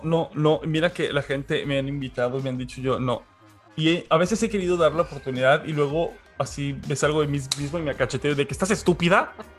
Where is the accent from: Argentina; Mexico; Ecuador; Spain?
Mexico; soy mexicano